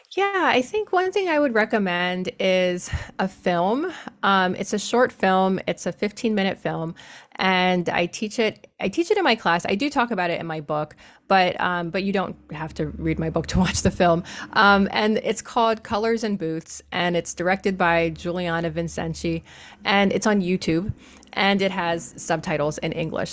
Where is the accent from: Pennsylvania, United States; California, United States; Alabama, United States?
Pennsylvania, United States; Harrisburg; I'm from Harrisburg, Pennsylvania, so I'm from the eastern part of the state.